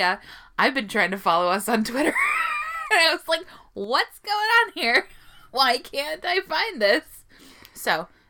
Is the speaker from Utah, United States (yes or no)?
no; South Dakota, United States; I'm from South Dakota.